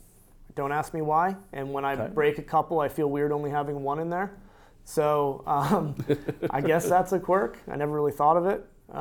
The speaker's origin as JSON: {"language": "English", "region": "Connecticut", "country": "United States", "said": "I'm not from New Jersey. I'm a Connecticut guy."}